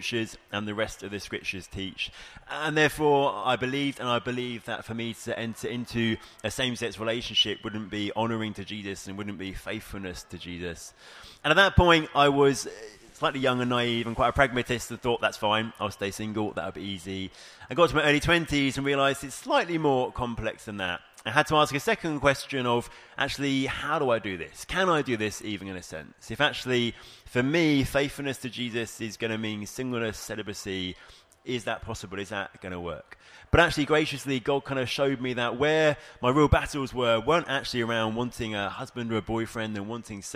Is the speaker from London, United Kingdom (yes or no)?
no; Bexhill, South East England, United Kingdom; I am from Bexhill on the southeast coast of England, part of King's Church there in Hastings and Bexhill